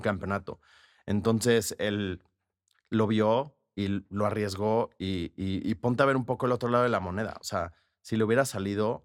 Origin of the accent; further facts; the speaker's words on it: Mexico; como mexicanos somos muy pasionales